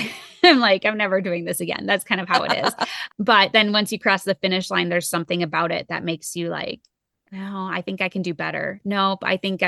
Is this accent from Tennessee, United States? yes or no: no; Minnesota, United States; now in Colorado, United States; I know from Minnesota, it was like, we were at sea level, we were 500 feet. So coming here into Colorado has been a huge adjustment.